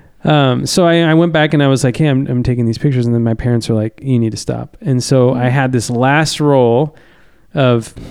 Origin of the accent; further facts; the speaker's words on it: Lakeport, California, United States; also born or lived in Santa Barbara, California; I grew up in Lakeport, which is in Lake County